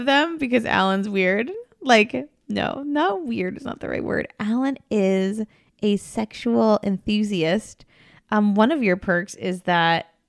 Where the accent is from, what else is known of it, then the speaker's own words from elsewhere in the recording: New Jersey, United States; we're from Jersey.